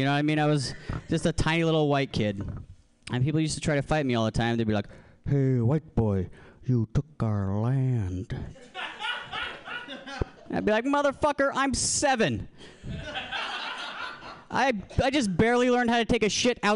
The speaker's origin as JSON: {"language": "English", "region": "Alaska", "country": "United States", "moved": "yes", "said": "I'm originally from Alaska"}